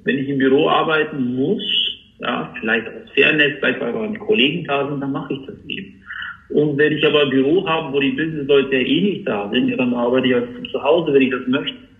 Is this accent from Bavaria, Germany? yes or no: yes; Upper Palatinate, Bavaria, Germany; ich komme aus, aus Oberpfalz